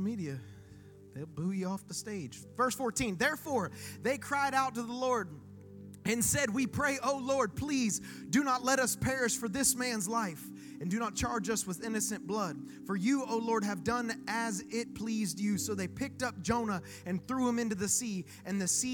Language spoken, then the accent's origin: English; Okeechobee, Florida, United States; now in Vero Beach, United States; I'm born and raised in Okeechobee, Florida